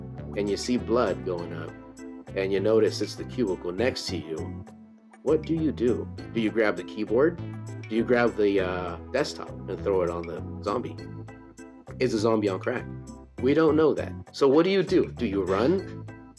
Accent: California, United States; I'm from California

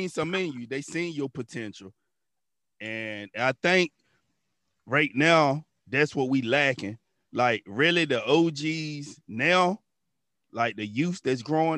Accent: Weldon, North Carolina, United States; I'm from Weldon. So, Weldon, a little bitty town

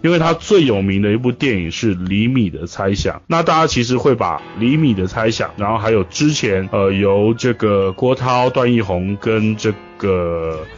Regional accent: Kaohsiung, Taiwan; 我是来自，呃，台湾宝岛高雄的

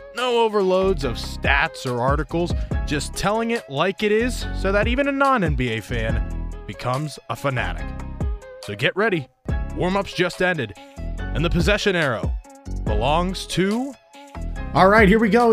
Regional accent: Pittsburgh, Pennsylvania, United States; I grew up in Pittsburgh, Pennsylvania. I'm still in Pittsburgh, Pennsylvania area

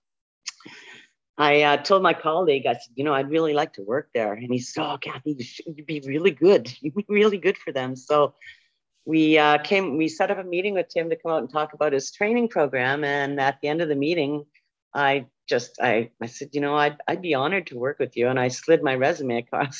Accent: Ontario, Canada; moved away as an adult; also born or lived in Manitoba / Tyendinaga, Ontario; I'm originally from Ontario, but I lived in Manitoba for a number of years.

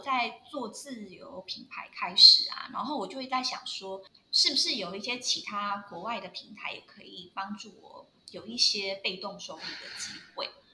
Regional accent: Taiwan; moved away; 我上面有写说我是台湾人

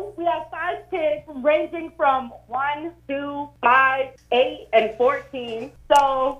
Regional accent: Portland, Maine, United States; I'm from Portland.

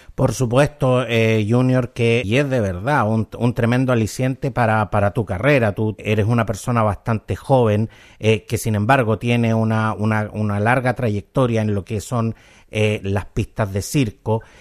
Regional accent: Chile; Nuestro querido Chile

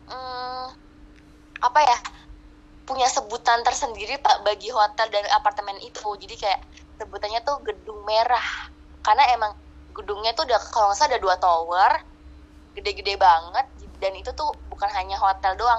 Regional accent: Cirebon, West Java, Indonesia; itu uh, sekolah gue gue orang Cirebon sekolah gue ana, namanya SMA Negeri 6 Cirebon

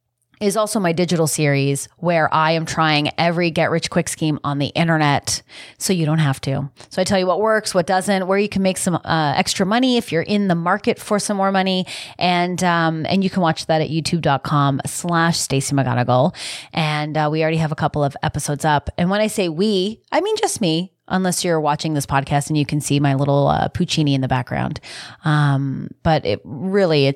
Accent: Canada; being Canadian

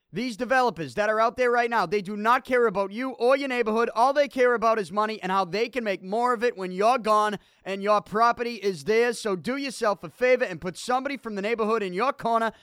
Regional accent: Boston, Massachusetts, United States; I'm from Selty

